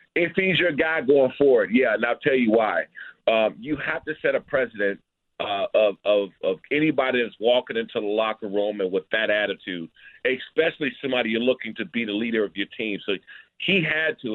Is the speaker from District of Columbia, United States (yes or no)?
no; Prince George's County, Maryland, United States; I grew up here in the Prince George's County area